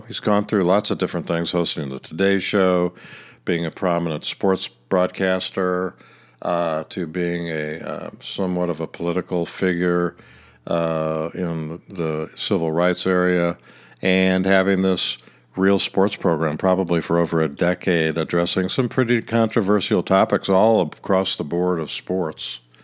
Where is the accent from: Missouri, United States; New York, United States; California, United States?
Missouri, United States; Kansas City; I'm from Kansas City